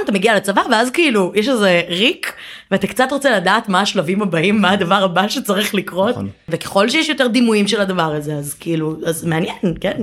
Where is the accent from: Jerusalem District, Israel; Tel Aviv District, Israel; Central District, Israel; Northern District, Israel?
Tel Aviv District, Israel; Givatayim; גדלתי בגבעתיים